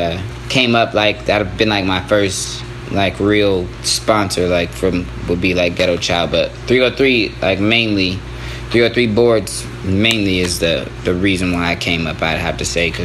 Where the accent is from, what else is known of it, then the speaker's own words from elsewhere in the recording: Colorado Springs / Denver, United States; I'm from Colorado Springs, but at the same time I kind of grew up in Denver as well. Like, since I was a kid